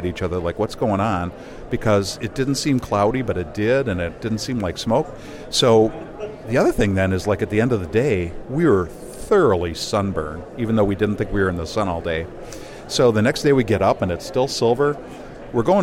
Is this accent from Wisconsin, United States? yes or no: yes; Madison, Wisconsin, United States; I'm from Madison, Wisconsin